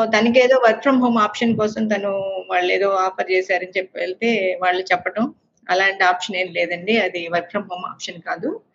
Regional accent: Vijayawada, Andhra Pradesh, India; first language Telugu; moved away as an adult; also born or lived in Mumbai / Bengaluru; so పుట్టి పెరిగింది విజయవాడ పెళ్ళైన తర్వాత వెళ్ళింది బాంబే ఆ తర్వాత ఈ అవకాశం వచ్చినప్పుడు నేను బెంగళూరులో ఉన్నా

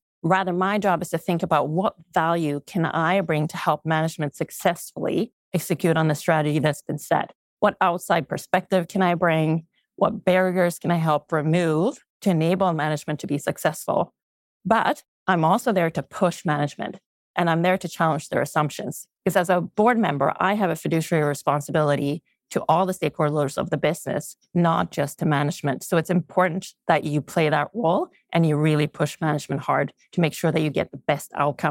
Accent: Sweden; English is a second language; now in Canada; So let's start with, when I came to Canada from Sweden, I had never ever thought male versus female.

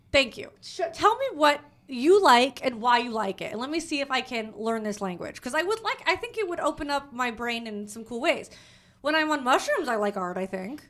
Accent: Los Angeles, California, United States; I'm from Los Angeles

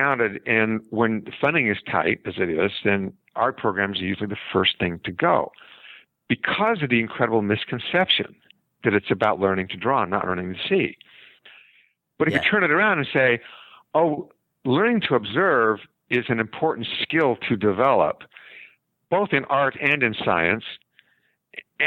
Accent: Salt Lake City, Utah, United States; I grew up in Utah and Salt Lake City.

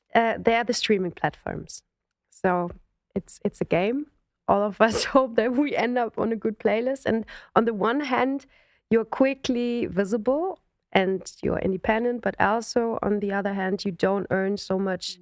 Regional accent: Germany; I'm a German singer.

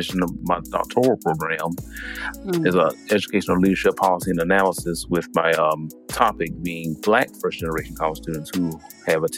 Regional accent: Sumter, South Carolina, United States; I am from Sumter, South Carolina.

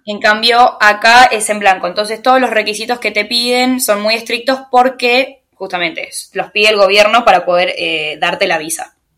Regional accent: Tigre, Buenos Aires Province, Argentina; moved away as an adult; soy argentina, soy de Tigre, de Buenos Aires

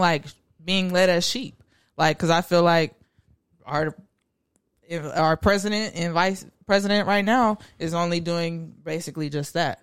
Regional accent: Garland, Texas, United States; I'm from Garland, Texas.

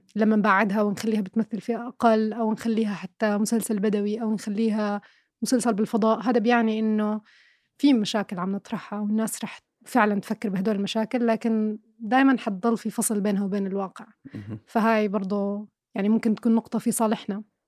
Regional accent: Irbid, Irbid Governorate, Jordan; أنا كبرت في عشت في مدينة إربد مثلا أغلب حياتي

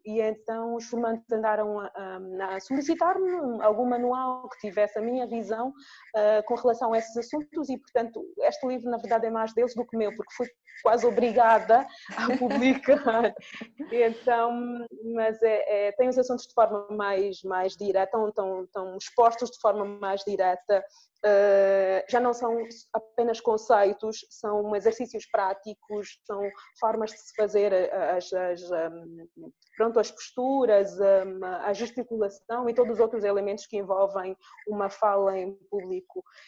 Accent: Angola; sou angolana

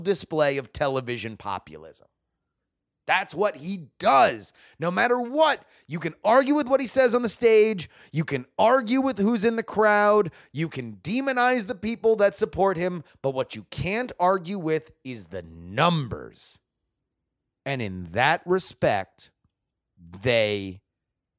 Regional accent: South Florida, United States; born or raised there

